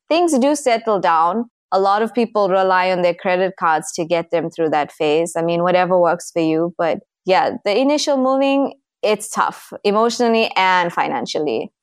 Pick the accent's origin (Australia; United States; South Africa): South Africa; Durban, KwaZulu-Natal; moved away as an adult; also born or lived in South Korea / Kuwait; I'm from the East Coast of South Africa. My city is called Durban, and I basically grew up there.